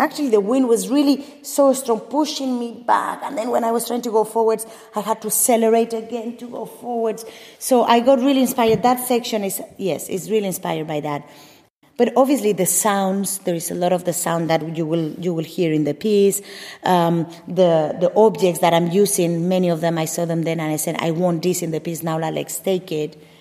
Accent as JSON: {"language": "English", "area": "Mallorca", "region": "Balearic Islands", "country": "Spain", "tie": "born or raised there", "also_born_or_lived": "Madrid", "second_language": "English", "moved": "yes", "said": "Nací en Madrid, crecí en Mallorca."}